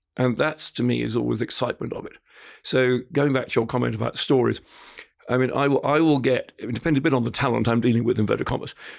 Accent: Scotland, United Kingdom; now in Australia; being half Scot, half French, I grew up in Scotland.

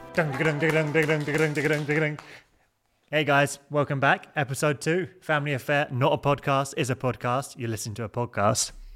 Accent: Sussex, South East England, United Kingdom; coming from Sussex, rural middle

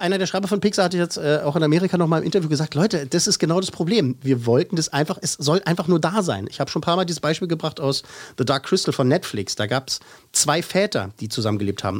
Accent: Germany; Bei uns in Deutschland

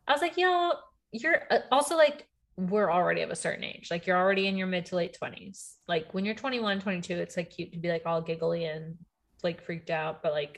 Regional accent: Texas, United States; born there; now in Virginia, United States; a Cowboys fan in Virginia. So, but that's like because I was born in Texas.

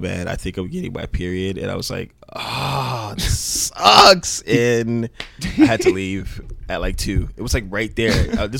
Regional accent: Miami Gardens, Florida, United States; moved away as an adult; also born or lived in Oakland, California; I'm originally from Miami Gardens.

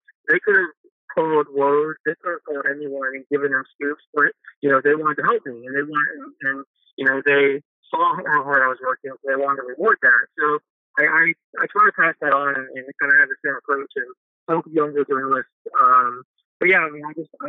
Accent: Tampa, Florida, United States; I lived in Tampa. I grew up in Tampa.

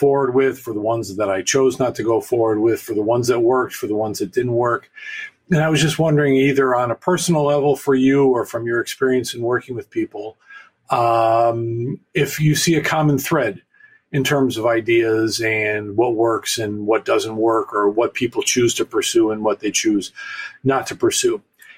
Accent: Buffalo, New York, United States; now in Allentown, United States; I'm calling from Allentown, Pennsylvania. I'm originally from Buffalo, New York.

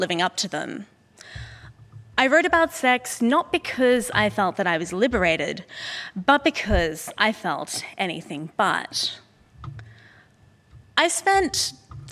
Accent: Sydney, New South Wales, Australia; moved away; here today in my hometown and at the Sydney Opera House

